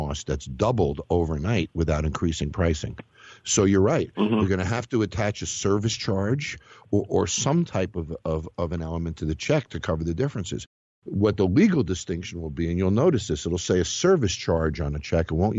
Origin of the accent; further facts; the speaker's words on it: Scarsdale, New York, United States; I was born in Scarsdale